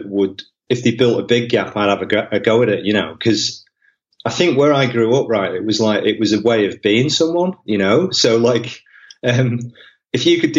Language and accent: English; Wigan, North West England, United Kingdom; moved away as an adult; also born or lived in Manchester; now in Australia; I was born in Wivenchoor in Manchester, and sort of grew up around the north of England, you know. So I ended up being close by to Wigan